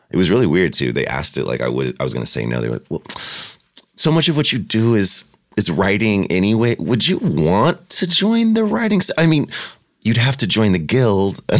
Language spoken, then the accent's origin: English; Ontario, California, United States; Where'd right. you grow up? Ontario. Oh. Not, oh. not Canada, not the one that everyone always thinks.